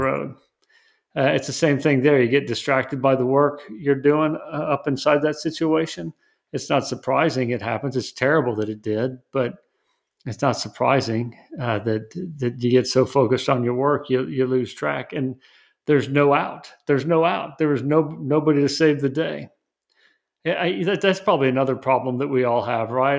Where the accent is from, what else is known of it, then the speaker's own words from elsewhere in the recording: West Texas, United States; I'm from West Texas